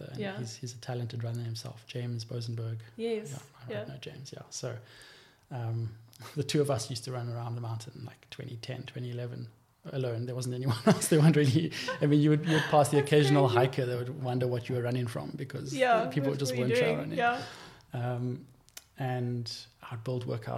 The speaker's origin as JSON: {"language": "English", "town": "Cape Town", "region": "Western Cape", "country": "South Africa", "tie": "born or raised there", "said": "I grew up in Greenpoint"}